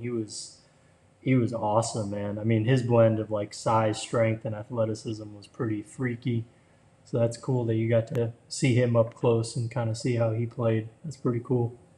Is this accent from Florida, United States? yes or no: yes; Florida, United States; I grew up in Florida